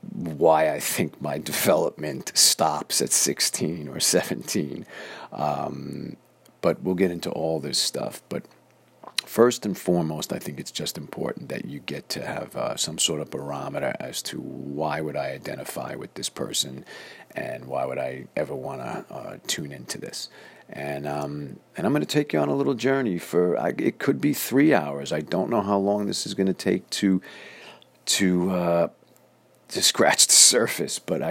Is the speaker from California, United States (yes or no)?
no; New York City, New York, United States; now in North Hollywood, United States; I am born and raised in Flushing, Queens, New York.